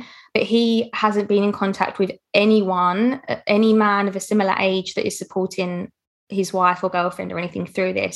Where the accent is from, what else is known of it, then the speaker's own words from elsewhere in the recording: United Kingdom; me being British.